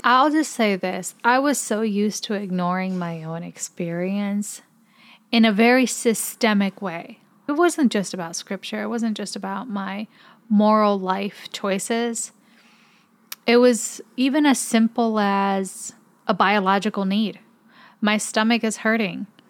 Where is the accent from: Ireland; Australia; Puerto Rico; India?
Puerto Rico; as a Puerto Rican.